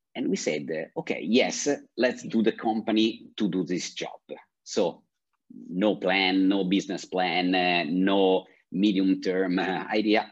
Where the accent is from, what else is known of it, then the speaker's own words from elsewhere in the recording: Milan, Lombardy, Italy; I grew up in Milan, and my father is uh, from Naples